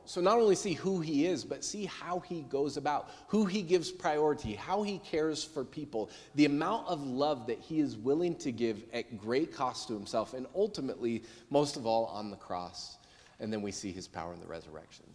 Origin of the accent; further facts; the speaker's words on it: United States; I'm American